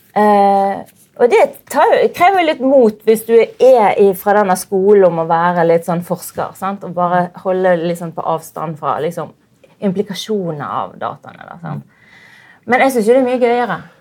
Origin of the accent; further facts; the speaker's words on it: Bergen, Vestland, Norway; Jeg er jo bergenser